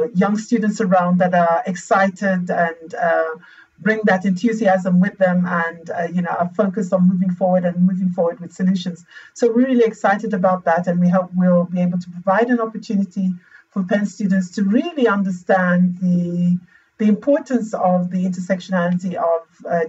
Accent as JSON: {"language": "English", "country": "Zambia", "also_born_or_lived": "The Hague, Netherlands", "said": "my home country, Lusaka, Zambia"}